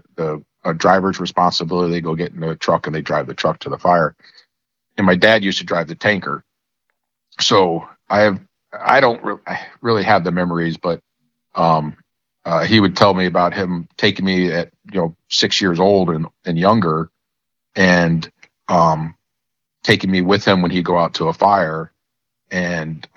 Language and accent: English; Newtown, Connecticut, United States; I grew up in a little town in Connecticut, Newtown, Connecticut.